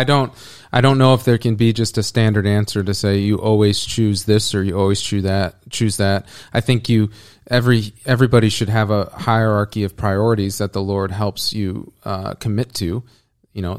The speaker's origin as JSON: {"language": "English", "country": "United States", "said": "as an American"}